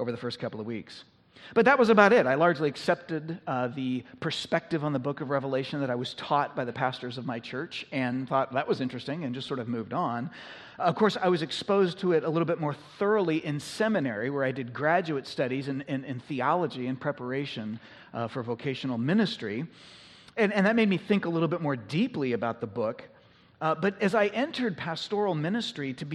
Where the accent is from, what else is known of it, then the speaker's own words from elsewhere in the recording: United States; we have been a little bit less of a minority in our society over the course of our nation's history